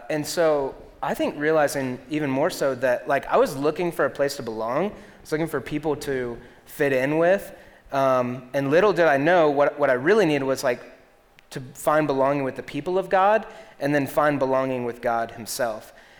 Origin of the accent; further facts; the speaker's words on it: Greenville, South Carolina, United States; also born or lived in Columbia, South Carolina / Florida / Alabama / Atlanta; I was born in Columbia, South Carolina, right in Lexington, where you guys are at. And then we moved to Florida for 6 months. So I was in Columbia for 5 years. Florida for 6 months, Alabama for 3 years, Atlanta for 1 year, and then to Greenville.